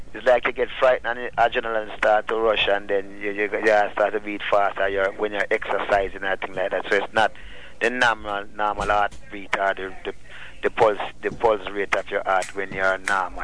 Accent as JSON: {"language": "English", "town": "Rocky Point", "region": "Clarendon", "country": "Jamaica", "tie": "born or raised there", "said": "I'm from Jamaica and I'm from a, a little fishing village called Rocky Point, Clarendon."}